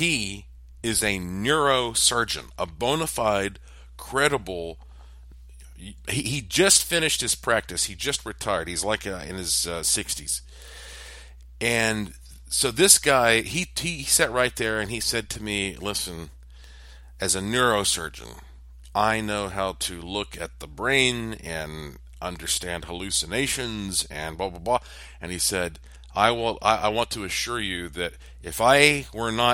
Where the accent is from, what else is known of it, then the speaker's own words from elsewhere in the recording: Asheville, North Carolina, United States; I was from Asheville, North Carolina